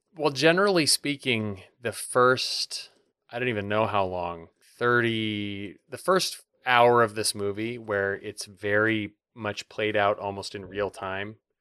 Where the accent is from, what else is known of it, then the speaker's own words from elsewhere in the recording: Montana, United States; also born or lived in Bozeman, Montana / Helena, Montana; I grew up in Montana, and I lived in Bozeman and in Helena